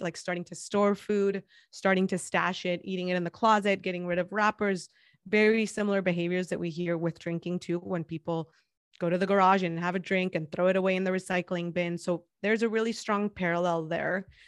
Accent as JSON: {"language": "English", "town": "Guadalajara", "region": "Jalisco", "country": "Mexico", "tie": "born or raised there", "second_language": "English", "moved": "as an adult", "lives_now": "San Diego, United States", "said": "I'm thirty-four years old, and I was born and raised in Guadalajara, Jalisco"}